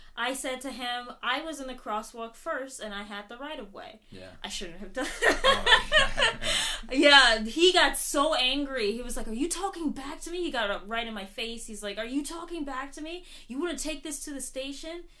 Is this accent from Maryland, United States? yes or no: yes; Upper Marlboro, Maryland, United States; moved away as an adult; also born or lived in Baltimore, Maryland; now in Japan; I grew up in Upper Marlboro, but I, I tend to claim Baltimore